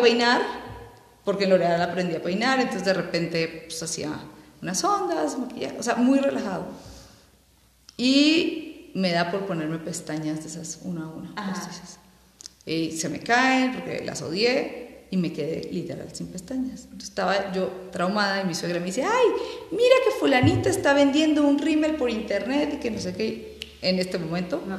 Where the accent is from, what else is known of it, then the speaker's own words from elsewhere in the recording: Colombia; moved away; yo soy colombiana